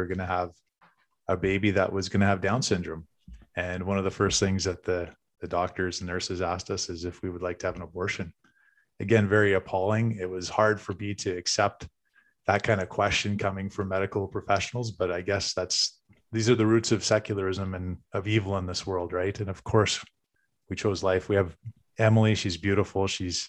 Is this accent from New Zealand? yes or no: no; Westlock, Alberta, Canada; born there; so I was born in Alberta, actually in Westlock, Dennis.